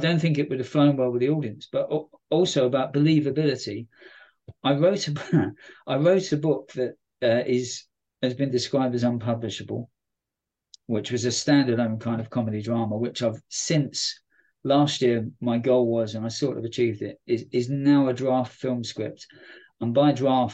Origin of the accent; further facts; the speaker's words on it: London, United Kingdom; moved away; as a Londoner, even though I don't go to London very often